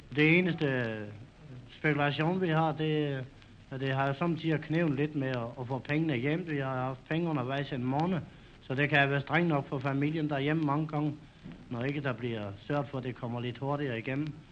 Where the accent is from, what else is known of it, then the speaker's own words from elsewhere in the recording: Denmark; moved away as an adult; now in Berlin, Germany; hjemme i Danmark